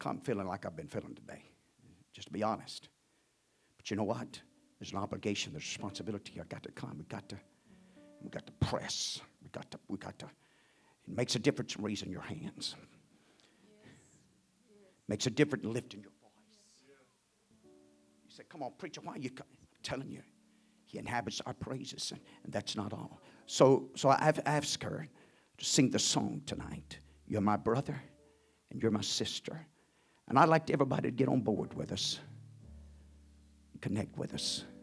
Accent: United States; I'd rather be an American than anything else

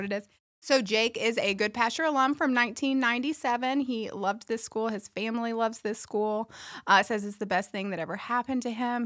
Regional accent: Memphis, Tennessee, United States; moved away as an adult; now in Nashville, United States; I'm not from this area. I grew up in Memphis

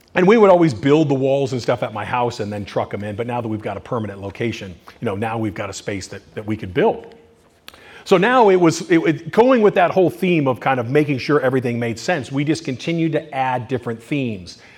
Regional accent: Culver City, California, United States; also born or lived in Bay Area, California; now in Thousand Oaks, United States; I was born in Culver City in California

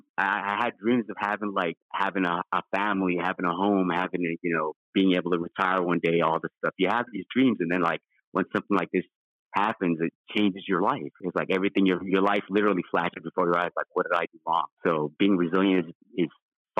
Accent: Los Angeles, California, United States; also born or lived in Philippines; growing up in Los Angeles, being they call it Balakbaya, and that means I came from the Philippines over here. When I came over here at a young age, I grew up all over Los Angeles

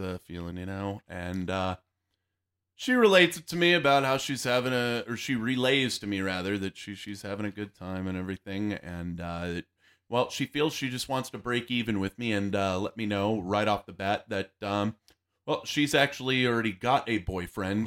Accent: Yuma, Arizona, United States; moved away; also born or lived in Fort Bliss, Texas / El Paso, Texas; I was originally, uh, born and raised in Yuma, Arizona

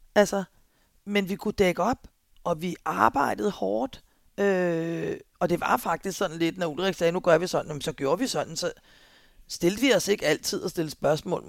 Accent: Albertslund, Capital Region of Denmark, Denmark; jeg kommer også fra Alberslund

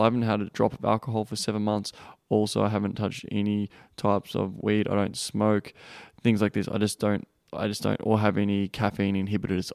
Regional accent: Australia; I'm from Australia

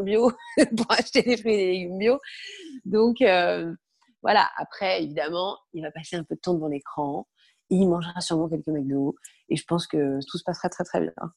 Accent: Brittany, France; moved away as an adult; also born or lived in Paris; j'ai grandi en Bretagne, j'ai passé mon bac, bac S en Bretagne.

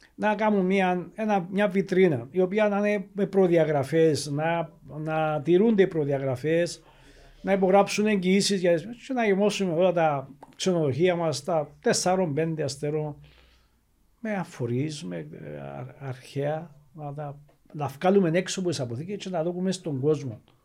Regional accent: Cyprus; ο διαχωρισμό τη πατρίδα μου. Η λεγόμενη πράσινη γραμμή

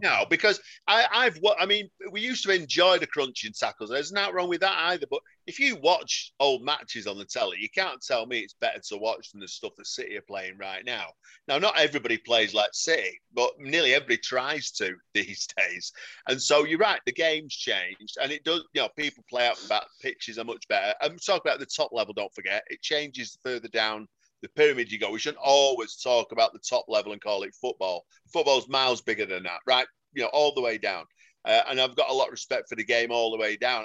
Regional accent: Salford, North West England, United Kingdom; I'm from Salford

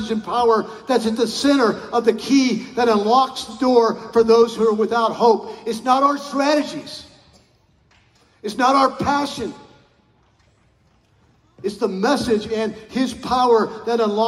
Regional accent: Colorado, United States; I grew up in Colorado

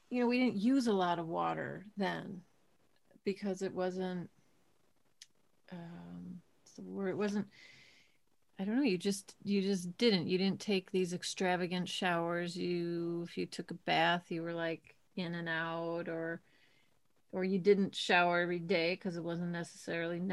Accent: Milwaukee, Wisconsin, United States; where I grew up in Milwaukee

